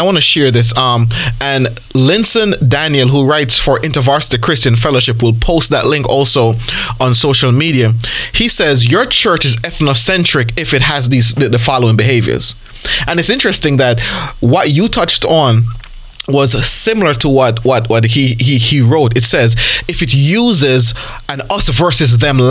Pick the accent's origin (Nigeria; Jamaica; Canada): Jamaica; I'm Jamaican